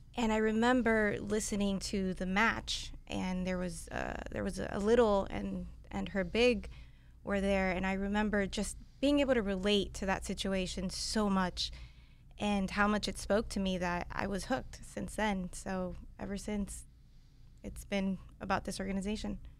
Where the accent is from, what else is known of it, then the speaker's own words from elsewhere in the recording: Miami, Florida, United States; I grew up in Miami, born and raised